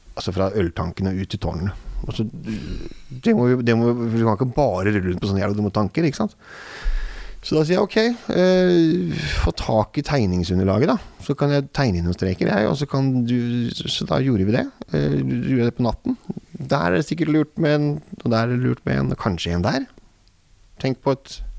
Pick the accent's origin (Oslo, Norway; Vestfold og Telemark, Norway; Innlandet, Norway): Oslo, Norway; Og det er jo der jeg kommer fra